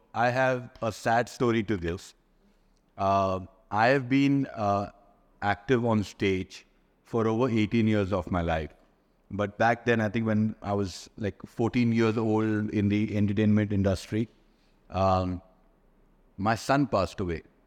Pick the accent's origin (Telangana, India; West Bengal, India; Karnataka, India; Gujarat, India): Karnataka, India; Bangalore; also born or lived in Bali; now in Dubai, United Arab Emirates; I'm based here in Dubai, though I'm from Bangalore